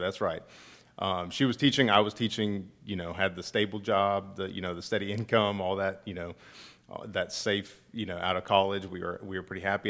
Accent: Acworth, Georgia, United States; moved away as an adult; now in Statesboro, United States; I'm from Ackworth

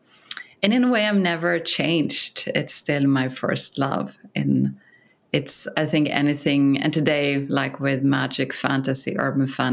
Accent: Sweden; English is a second language; moved away as an adult; now in San Francisco, United States; when I came to San Francisco from Sweden

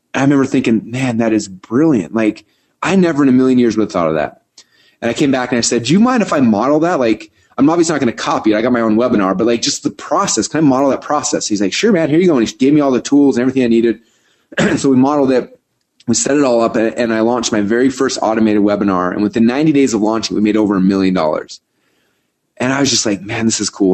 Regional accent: Boise, Idaho, United States; I'm from Boise, Idaho.

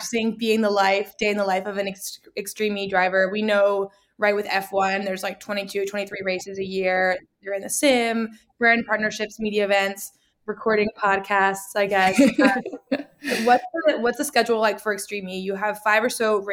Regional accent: Scotland, United Kingdom; I grew up in Scotland

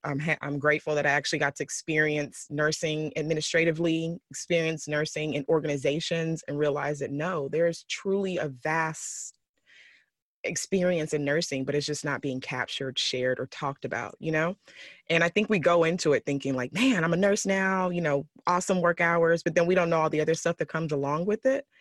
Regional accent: Texas, United States; moved away as an adult; now in California, United States; I'm from Texas. So living out here in California these last uh, year or two

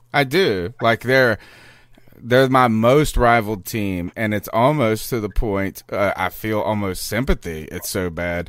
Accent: Winterville, North Carolina, United States; accent: Southerner; I'm from Winterville

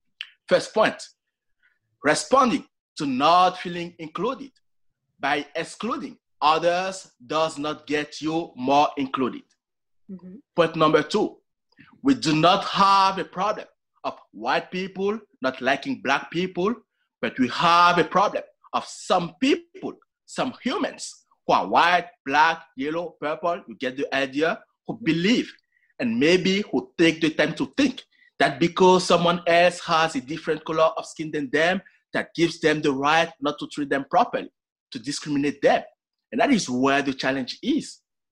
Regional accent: Montreal, Quebec, Canada; And I'm from Montreal. If you have ever been to Canada in the first place during the winter, you know how cold it is.

